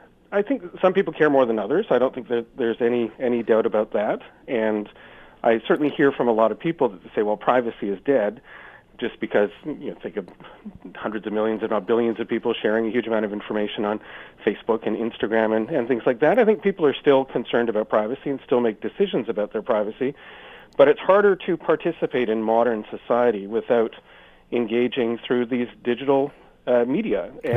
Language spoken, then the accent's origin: English; Canada; as a Canadian standing in Canada